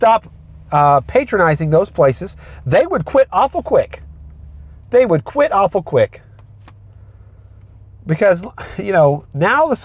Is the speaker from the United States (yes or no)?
yes; United States; I am an American citizen